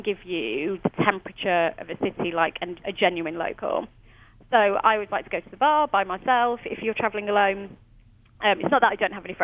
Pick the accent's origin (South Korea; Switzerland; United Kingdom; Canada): United Kingdom; moved away as an adult; now in New York, United States; as a British person